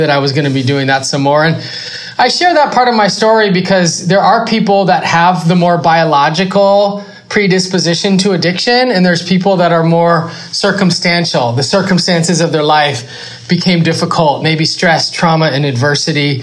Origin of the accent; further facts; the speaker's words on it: Los Angeles, California, United States; I am from West Los Angeles